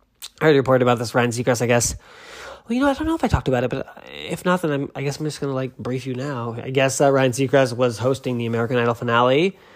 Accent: England, United Kingdom; I'm not French, I'm English, I can barely speak English, so there we go.

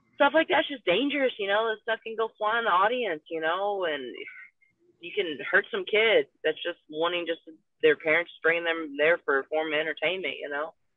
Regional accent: Louisville, Kentucky, United States; it's in my hometown

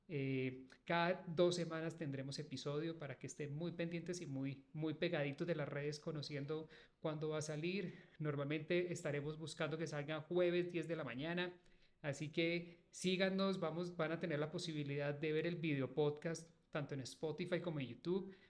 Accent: Manizales, Caldas, Colombia; Yo soy de Manizales, de la ciudad de Manizales y obviamente toda la vida he escuchado los partidos del Once Caldas

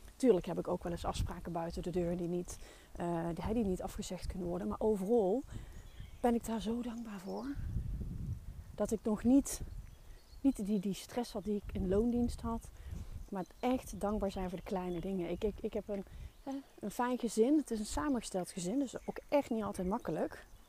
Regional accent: North Brabant, Netherlands; Ik ben een Brabander

